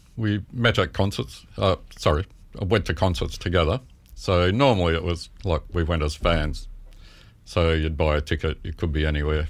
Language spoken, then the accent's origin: English; Melbourne, Victoria, Australia; moved away as an adult; also born or lived in Carlton / Ashburton / Moorabbin; I was born in Melbourne.